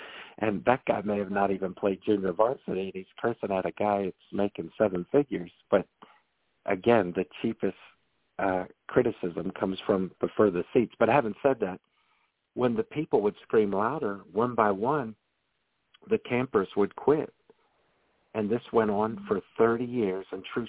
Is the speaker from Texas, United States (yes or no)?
no; Maryland, United States; I'm from Maryland like you, and we're known for our Maryland blue crabs.